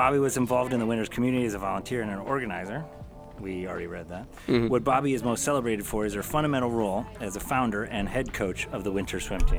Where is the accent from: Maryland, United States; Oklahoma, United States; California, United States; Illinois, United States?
Oklahoma, United States; born there; also born or lived in Chicago; I went to school on the East Coast, but I was born in Oklahoma where it was Coke. And then I lived in all around the Midwest